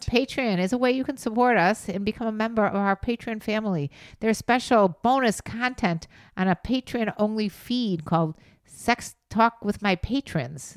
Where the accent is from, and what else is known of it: Chicago, Illinois, United States; accent: Chicago